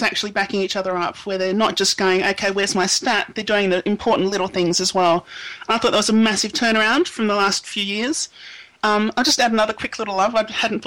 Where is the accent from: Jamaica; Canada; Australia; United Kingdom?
Australia; Adelaide, South Australia; I was raised in the Nord District, the North Adelaide District, the Sturt District